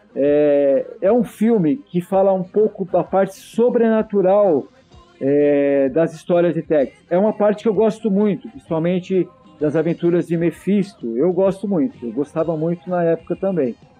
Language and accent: Portuguese; Santo André, São Paulo, Brazil; eu morava em Santo André, na cidade onde eu nasci